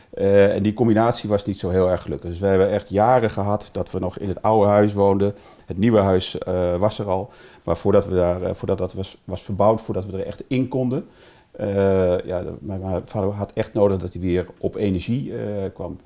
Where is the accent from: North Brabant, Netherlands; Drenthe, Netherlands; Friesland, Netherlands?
Drenthe, Netherlands; bij ons in Drenthe